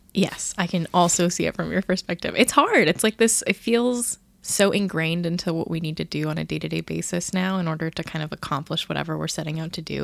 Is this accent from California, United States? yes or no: yes; California, United States; I grew up in California where there's no humidity at all